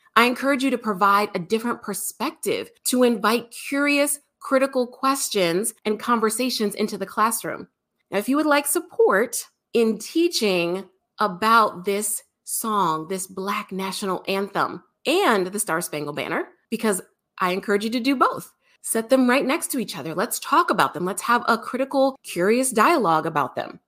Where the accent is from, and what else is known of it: United States